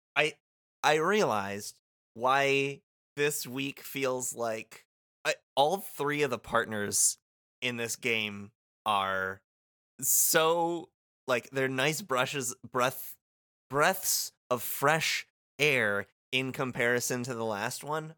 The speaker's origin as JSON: {"language": "English", "town": "Muskegon", "region": "Michigan", "country": "United States", "tie": "born or raised there", "moved": "as an adult", "lives_now": "Winnipeg, Canada", "said": "my hometown of Muskegon"}